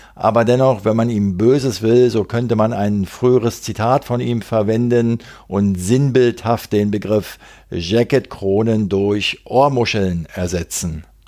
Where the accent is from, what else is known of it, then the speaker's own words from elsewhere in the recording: Berlin, Germany; als Berliner